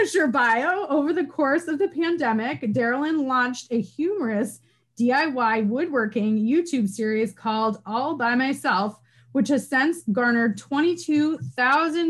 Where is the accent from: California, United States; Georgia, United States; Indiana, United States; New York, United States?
New York, United States; Northern; moved away; I'm from Northern New York originally, like Canada adjacent